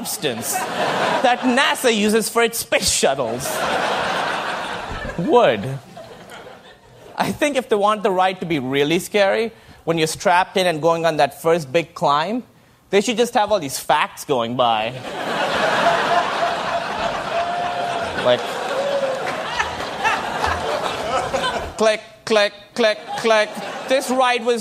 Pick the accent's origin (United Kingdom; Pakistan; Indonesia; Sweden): Pakistan; moved away; I grew up in Pakistan